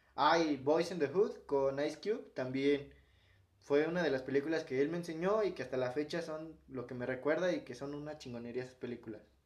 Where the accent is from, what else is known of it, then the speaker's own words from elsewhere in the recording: Mexico; Y bien mexicano, con el pinche nopal en la frente